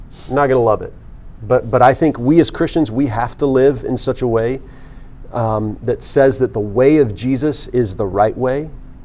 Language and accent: English; Florida, United States; I'm a little homesick. I'm from South Florida.